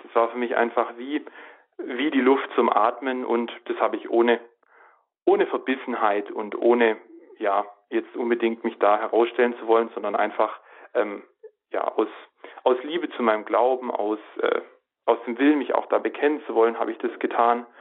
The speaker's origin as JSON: {"language": "German", "town": "Reutlingen", "region": "Baden-Württemberg", "country": "Germany", "tie": "born or raised there", "said": "ich bin ähm, aufgewachsen in Reutlingen in Süddeutschland äh, am Fuße der wunderschönen Schwäbischen Alb"}